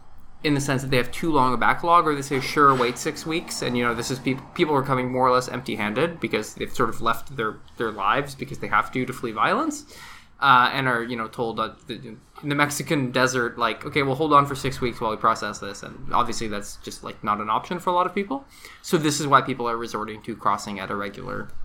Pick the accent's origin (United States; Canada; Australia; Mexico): Canada